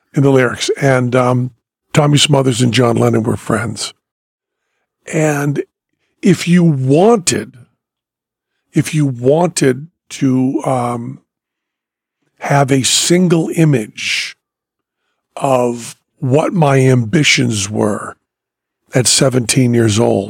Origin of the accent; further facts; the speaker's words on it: Greenfield, Massachusetts, United States; now in Las Vegas, United States; when I was growing up in Greenfield, Massachusetts